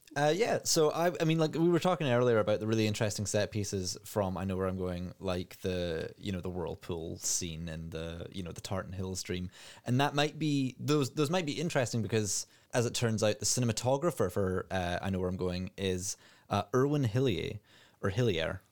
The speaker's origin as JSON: {"language": "English", "region": "Scotland", "country": "United Kingdom", "said": "as a Scottish person"}